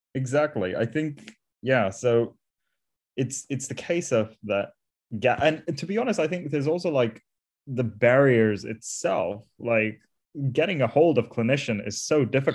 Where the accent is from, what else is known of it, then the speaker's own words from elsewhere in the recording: India; also born or lived in Isle of Wight; now in London, United Kingdom; I'm originally from India, where I grew up